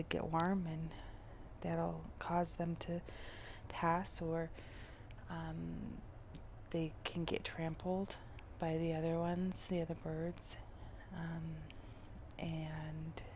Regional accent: Colorado, United States; I am from Colorado, but the climate in Colorado varies so much. There are the plains regions, which are the lower altitudes. That's what you usually hear about when you hear about the Mile High City, that 5280 altitude. And that's where I spent a majority of my life, is in those plains regions

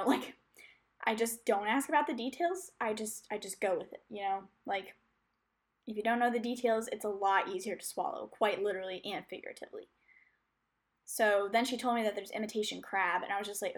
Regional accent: United States; I'm an American

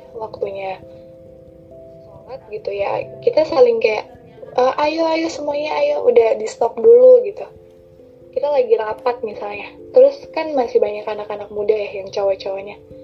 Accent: West Java, Indonesia; first language Sundanese; Indonesian is a second language; kita adalah orang-orang Sunda

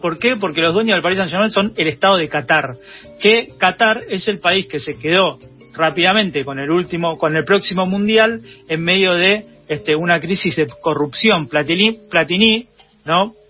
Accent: Argentina

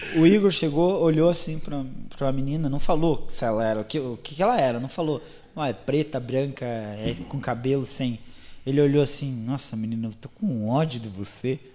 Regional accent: Guarapuava, Paraná, Brazil

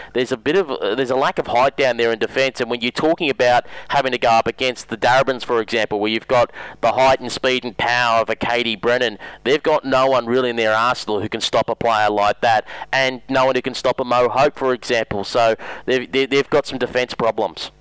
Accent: Broadmeadows, Victoria, Australia; I grew up in Broady

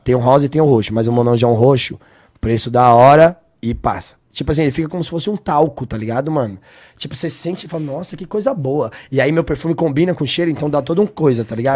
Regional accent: São Paulo, Brazil; Eu sou de São Paulo

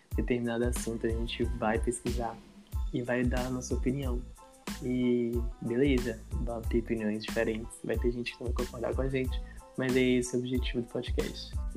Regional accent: Governador Valadares, Minas Gerais, Brazil; sou natural de Governador Valadares, nascido e criado em aqui mesmo

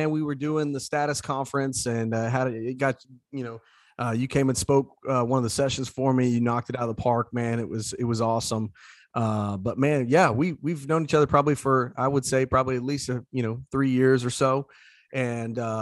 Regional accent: Southeast Indiana, United States; growing up in Southeast Indiana

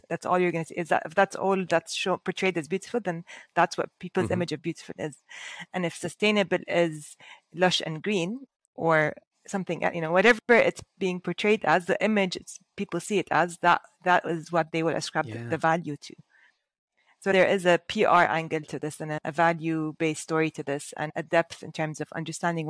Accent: Dubai, United Arab Emirates; now in Abu Dhabi, United Arab Emirates; I was born and raised in Dubai

